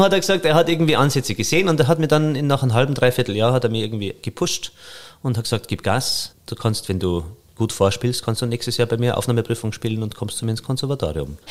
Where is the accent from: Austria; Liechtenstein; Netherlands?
Austria; Reith bei Kitzbühel, Tyrol; moved away; In Kitzbühel, da wo ich herkomme, Reit bei Kitzbühel, ist ja Tourismus ganz groß